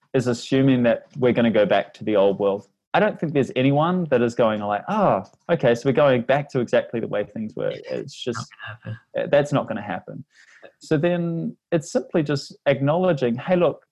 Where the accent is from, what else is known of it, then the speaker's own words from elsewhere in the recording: New Zealand; accent: Kiwi; my Kiwi accent